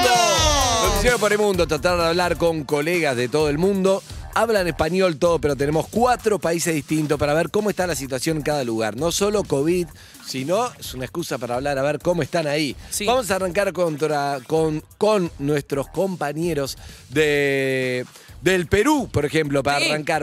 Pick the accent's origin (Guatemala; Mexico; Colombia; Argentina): Argentina; como argentinos